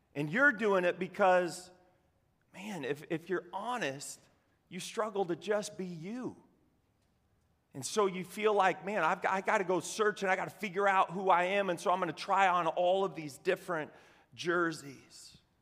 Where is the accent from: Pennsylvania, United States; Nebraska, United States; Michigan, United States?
Nebraska, United States; Cozad; I grew up in Cozad, Nebraska, home of the haymakers.